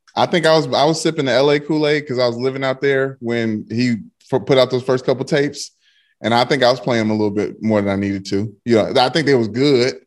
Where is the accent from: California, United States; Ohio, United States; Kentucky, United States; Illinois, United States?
Kentucky, United States; Louisville; I'm from Louisville, Kentucky